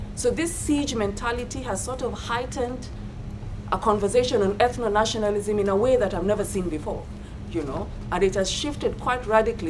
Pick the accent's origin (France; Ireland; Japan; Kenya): Kenya; as a Kenyan and as a scholar